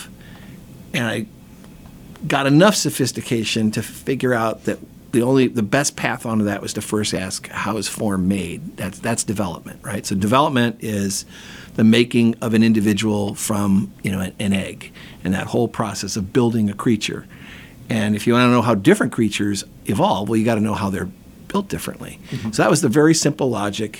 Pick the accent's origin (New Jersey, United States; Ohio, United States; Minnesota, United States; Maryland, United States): Ohio, United States; Toledo; now in Wisconsin, United States; I grew up in Toledo, Ohio, on the edge of Lake Erie